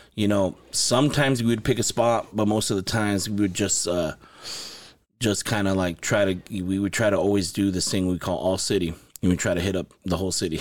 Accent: Los Angeles, California, United States; also born or lived in Santa Paula, California; I was born in Los Angeles, California. I lived there most of my childhood, and I moved to Ventura County, to Santa Paula in ninety, nineteen ninety.

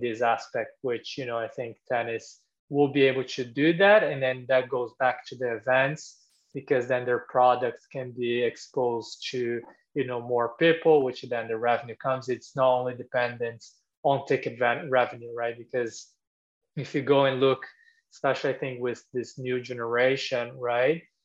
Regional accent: Brazil; moved away as an adult; now in United States; I'm from Brazil originally

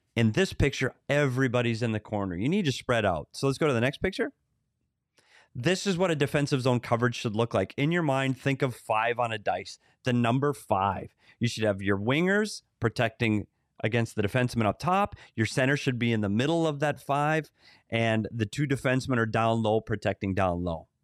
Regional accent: Bemidji, Minnesota, United States; moved away; Bemidji, Minnesota. I took a road trip there this summer, my hometown

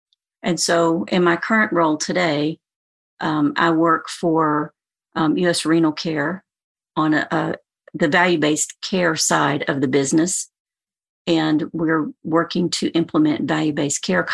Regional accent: Alabama, United States; moved away; also born or lived in Tennessee / Birmingham, Alabama; I'm from Alabama originally

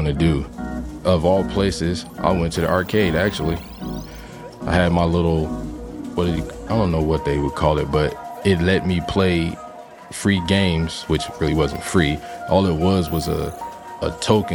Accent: San Jose, California, United States; I'm from San Jose, California.

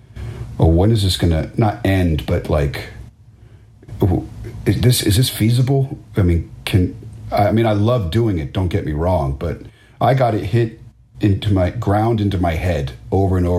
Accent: Washington, District of Columbia, United States; growing up around Washington, D.C.

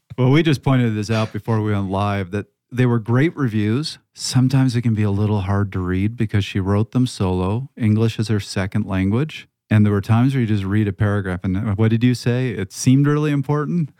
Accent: Canada; also born or lived in Toronto (Yonge Street); I come from Canada

